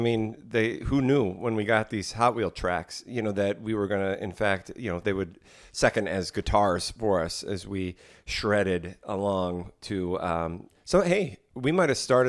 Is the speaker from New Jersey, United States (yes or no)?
yes; Morristown, New Jersey, United States; growing up in Morristown, New Jersey, and I couldn't have been more than 3 or 4 years old.